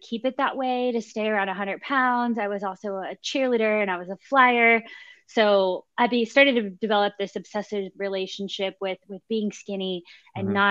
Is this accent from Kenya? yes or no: no; The Woodlands, Texas, United States; also born or lived in Mississippi / Houston, Texas; now in Austin, United States; I grew up in the Houston area. I'm from the Woodlands, right. Texas